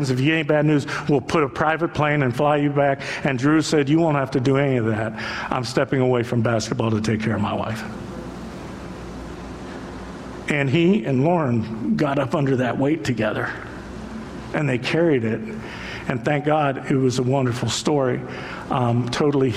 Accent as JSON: {"language": "English", "town": "Cleveland", "region": "Ohio", "country": "United States", "said": "I'm from Cleveland"}